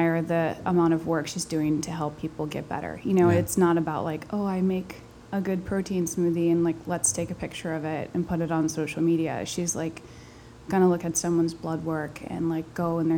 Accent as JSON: {"language": "English", "town": "Morristown", "region": "New Jersey", "country": "United States", "tie": "born or raised there", "moved": "as an adult", "lives_now": "Brooklyn, United States", "said": "We grew up in Morristown, mostly. Morristown, New Jersey"}